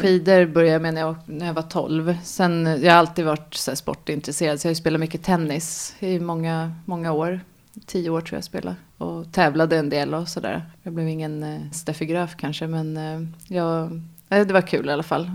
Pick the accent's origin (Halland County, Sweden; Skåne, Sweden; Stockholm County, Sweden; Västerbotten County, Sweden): Stockholm County, Sweden; Nynäshamn; also born or lived in France / Austria; jag kommer från Nynäshamn eh, och är också uppvuxen i Nynäshamn och bor fortfarande utanför Nynäshamn.